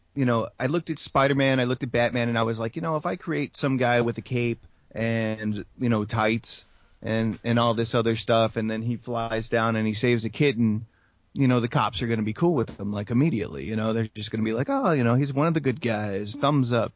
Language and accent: English; San Antonio, Texas, United States; San Antonio for me, it's funny because it's my hometown